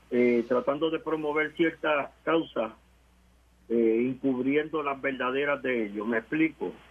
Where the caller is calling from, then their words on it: Añasco, Puerto Rico; Buenas tardes … de Añasco.